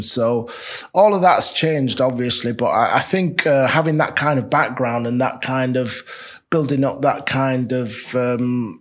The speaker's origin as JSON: {"language": "English", "town": "Leeds", "region": "Yorkshire and the Humber", "country": "United Kingdom", "tie": "born or raised there", "said": "I'm from Leeds, down the road, raised and brought up in Chapeltown."}